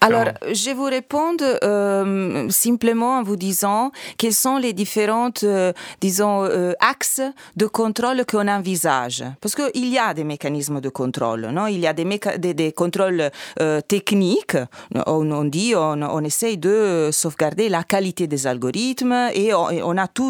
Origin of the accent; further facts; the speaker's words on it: Italy; French is a second language; moved away; je suis italienne